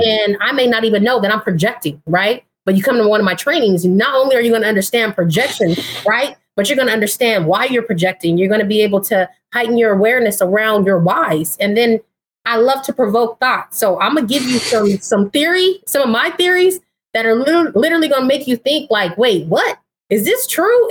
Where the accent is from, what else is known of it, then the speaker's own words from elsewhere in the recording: Pomona, California, United States; now in Sacramento, United States; I am originally from uh, Southern California, so I grew up in Pomona.